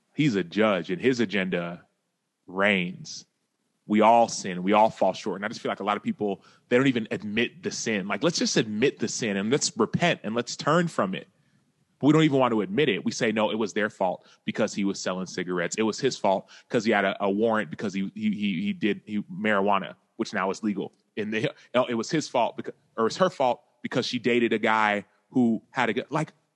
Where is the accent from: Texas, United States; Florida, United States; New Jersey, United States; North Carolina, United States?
Texas, United States; Dallas; I grew up in Dallas, Texas.